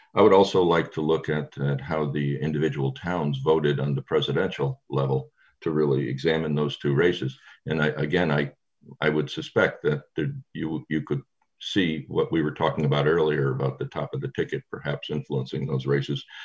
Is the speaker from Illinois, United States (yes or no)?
no; Connecticut, United States; I grew up in Connecticut. I, am from Connecticut